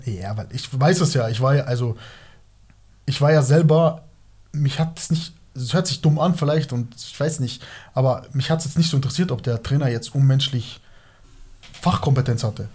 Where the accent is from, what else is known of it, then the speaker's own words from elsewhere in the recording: Moosach?, Bavaria, Germany; Ich bin in Norbing aufgewachsen